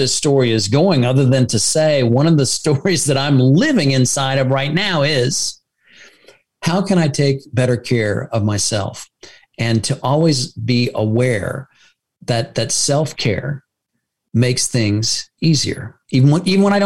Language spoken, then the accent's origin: English; United States; as an American